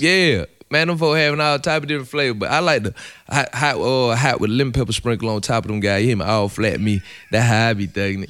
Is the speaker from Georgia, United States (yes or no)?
yes; Atlanta, Georgia, United States; I'm from Edgewood, Edgewood. I'm from the hood, Edgewood.